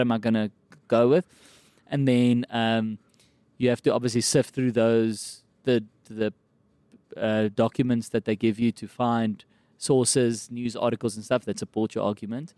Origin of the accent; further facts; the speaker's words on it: Kempton Park, Gauteng, South Africa; accent: South African; I grew up in Kempton Park